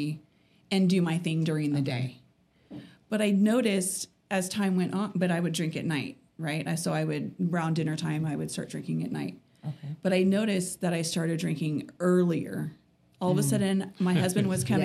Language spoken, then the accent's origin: English; California, United States; moved away as an adult; now in Utah, United States; I'm originally from California. I just moved out to Utah about 2.5 years ago with my ex.